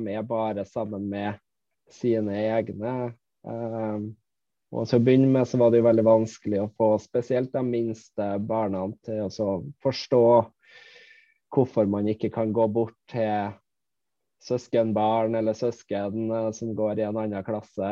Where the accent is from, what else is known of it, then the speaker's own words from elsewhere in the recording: Malvik, Trøndelag, Norway; now in Finnmark, Norway; jeg er opprinnelig fra Malvik, eh, nabokommunen til Trondheim.